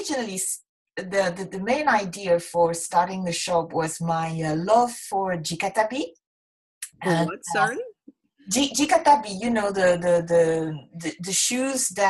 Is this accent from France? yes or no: yes; southern France, France; moved away as an adult; now in Japan; I'm from a small town in the south